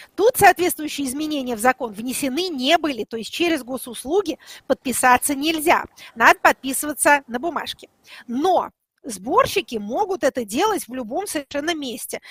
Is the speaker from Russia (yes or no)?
yes; Tula Oblast, Russia; я из Тульска